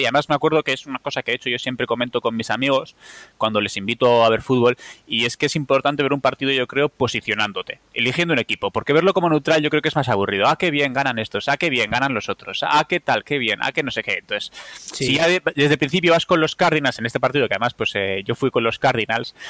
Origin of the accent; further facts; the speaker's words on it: Bilbao, Basque Country, Spain; yo que soy un seguidor de los Packers de Bilbao